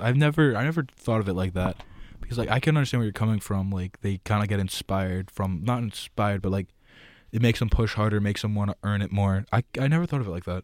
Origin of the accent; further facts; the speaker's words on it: New Jersey, United States; moved away; I'm from New Jersey